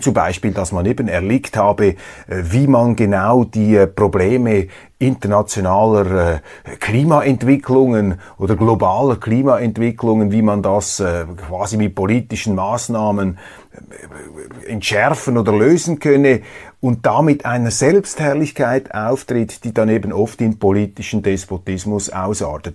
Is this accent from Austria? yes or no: no; Switzerland; als Schweizer